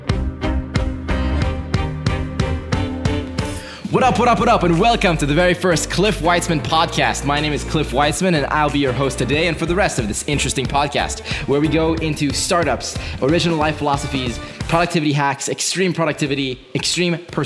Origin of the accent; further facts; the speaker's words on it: Israel; moved away; I'm originally from Israel.